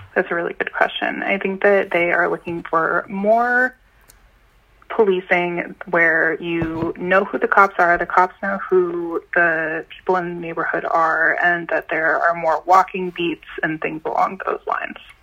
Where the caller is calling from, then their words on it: Boston, Massachusetts, United States; I'm calling from Jamaica Plain